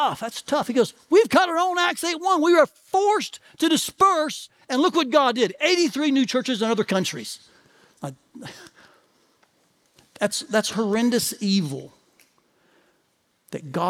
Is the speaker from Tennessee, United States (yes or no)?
yes; Tennessee, United States; moved away; I'm from the South. I grew up in Tennessee.